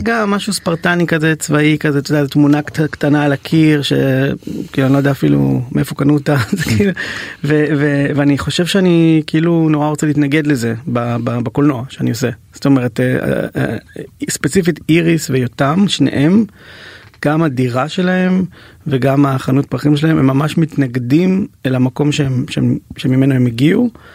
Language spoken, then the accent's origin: Hebrew; Ra'anana, Central District, Israel; בתור ילד שגדל באייטיז ברעננה